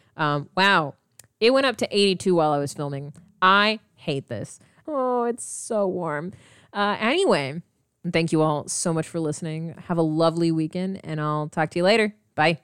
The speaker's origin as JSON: {"language": "English", "region": "Midwest", "country": "United States", "said": "we're from the Midwest"}